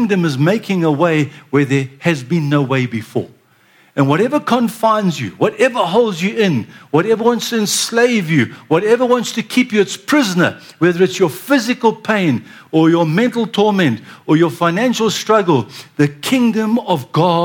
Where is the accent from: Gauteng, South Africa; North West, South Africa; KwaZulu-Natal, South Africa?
KwaZulu-Natal, South Africa; Durban; I was born in Durban, and I'm a banana boy